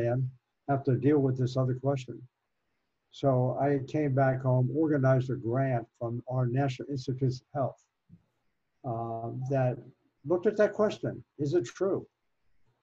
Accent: Virginia, United States; moved away; I was raised in Virginia, mm-hmm. west of Washington, D.C.

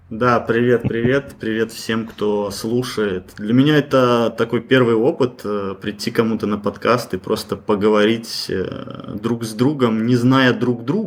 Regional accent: Belarus; Ну, мы сами из Беларуси.

